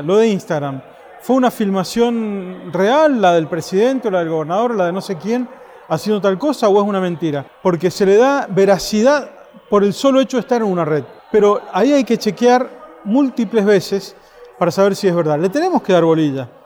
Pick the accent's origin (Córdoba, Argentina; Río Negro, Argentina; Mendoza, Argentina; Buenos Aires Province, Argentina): Mendoza, Argentina; yo soy de Mendoza, una provincia donde se habla solo de la vitivinicultura